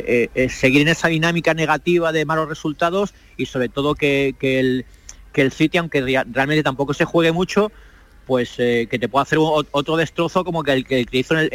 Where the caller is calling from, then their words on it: Manchester, North West England, United Kingdom; Saludos desde Manchester, aquí es una hora menos, pero como en Canarias